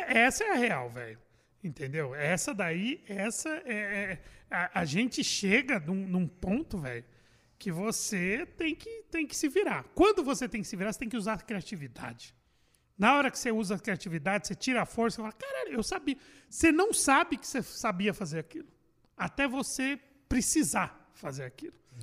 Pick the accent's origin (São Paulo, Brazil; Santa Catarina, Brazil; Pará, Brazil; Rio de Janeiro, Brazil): São Paulo, Brazil; Sou de São Paulo. bairro de Perus.